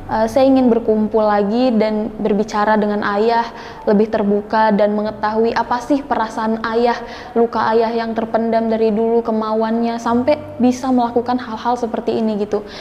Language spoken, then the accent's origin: Indonesian; Yogyakarta, Special Region of Yogyakarta, Indonesia; umur saya 21 tahun dan saya berasal dari Jogja.